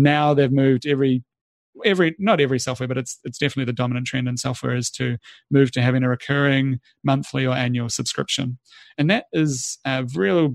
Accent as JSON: {"language": "English", "country": "New Zealand", "moved": "yes", "said": "I'm a Kiwi originally"}